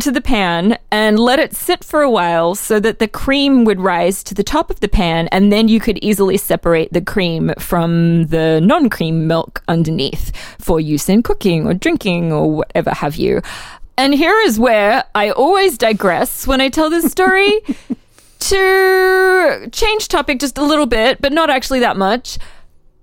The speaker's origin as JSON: {"language": "English", "town": "Brisbane", "region": "Queensland", "country": "Australia", "tie": "born or raised there", "moved": "as an adult", "lives_now": "Philadelphia, United States", "said": "I'm from Australia"}